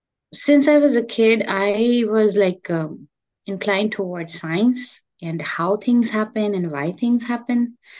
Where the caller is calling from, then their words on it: Gainesville, Florida, United States; I'm joining from Gainesville, Florida. It's good to be here with you and talk about my research journey.